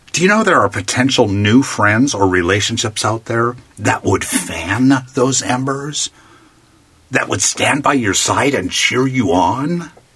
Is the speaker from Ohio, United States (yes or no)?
no; Palm Springs, California, United States; my hometown of Palm Springs, California